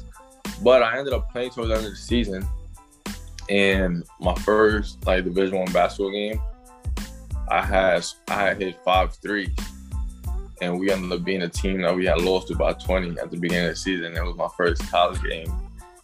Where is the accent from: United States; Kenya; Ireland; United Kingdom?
United States; New York City, New York; I was born and raised in Brooklyn, New York.